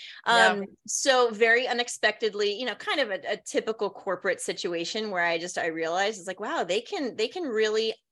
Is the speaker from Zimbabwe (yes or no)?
no; Hawaii, United States; moved away as an adult; also born or lived in Washington, District of Columbia, United States / New Jersey / New York; I grew up in Hawaii.